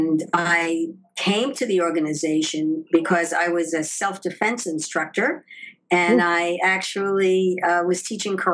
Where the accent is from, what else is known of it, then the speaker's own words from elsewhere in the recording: New York, United States; moved away as an adult; also born or lived in Paris; now in Los Angeles, United States; I was born in New York